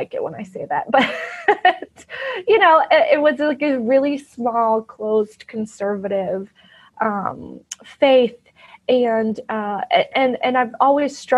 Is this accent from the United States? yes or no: yes; Texas, United States; moved away; I grew up in Texas, being a homeschooled evangelical